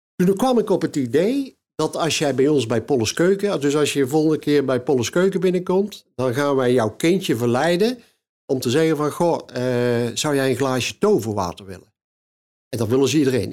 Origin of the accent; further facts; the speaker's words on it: Kaatsheuvel, North Brabant, Netherlands; bij ons in Kaatsheuvel